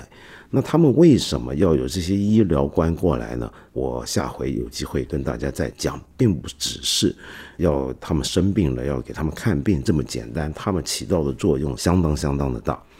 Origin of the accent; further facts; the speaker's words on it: Hong Kong; now in Beijing, China; 我当时很震惊，因为我到底从香港过来，呃，好像家家户户应该都会有一个洗手间吧